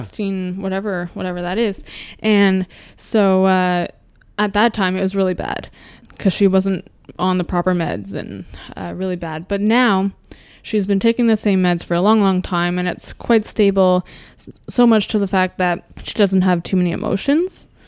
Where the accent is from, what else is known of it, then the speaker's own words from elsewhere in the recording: suburb west of Toronto, Ontario, Canada; also born or lived in Winnipeg, Manitoba; Was raised in a suburb about thirty minutes west of Toronto